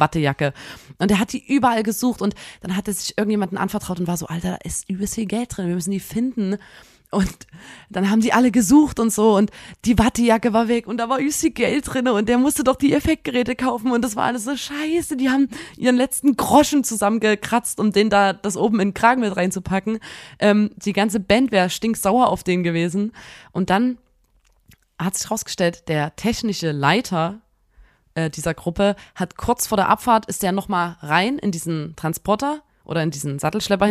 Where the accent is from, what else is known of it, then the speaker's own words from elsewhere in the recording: Chemnitz, Saxony, Germany; so ein magischer Ort hier bei uns in Chemnitz